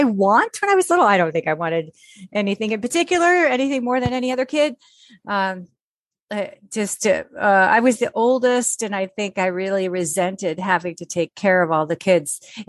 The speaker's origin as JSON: {"language": "English", "town": "Pontiac", "region": "Illinois", "country": "United States", "tie": "born there", "said": "So I was born in Pontiac, Illinois, which is outside Chicago by quite a ways. We really lived in the suburbs of Chicago"}